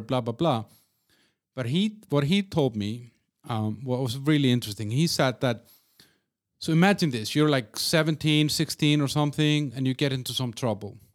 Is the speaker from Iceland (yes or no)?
yes; Iceland; moved away as an adult; now in Czech Republic; I moved away from Iceland almost twenty years ago